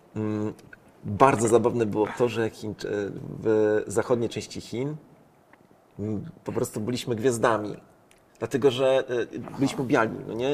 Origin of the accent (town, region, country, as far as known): Poland